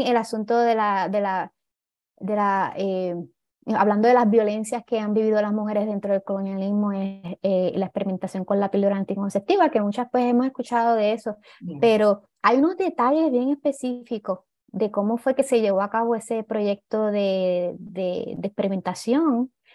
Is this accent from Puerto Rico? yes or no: yes; Puerto Rico; Estamos sobrepoblados